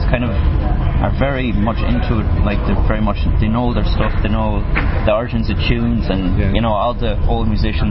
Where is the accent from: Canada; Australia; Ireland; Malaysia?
Ireland; Foxford, Connacht; moved away as an adult; now in New York, United States; I'm from Mayo, as you said. But I moved to New York 2 years ago